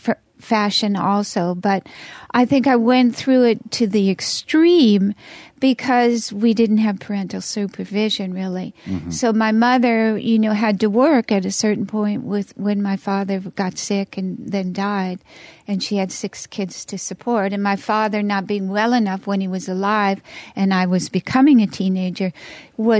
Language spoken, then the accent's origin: English; Los Angeles, California, United States; also born or lived in Spain; I'm from Hollywood